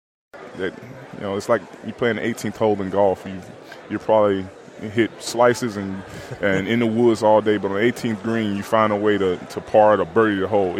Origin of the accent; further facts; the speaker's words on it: Alabama, United States; back in my home state of Alabama.